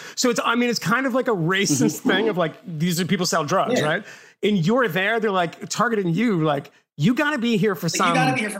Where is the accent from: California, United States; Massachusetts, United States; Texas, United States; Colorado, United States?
Massachusetts, United States; I grew up in Massachusetts and we had busing and we had what was called the Metco program.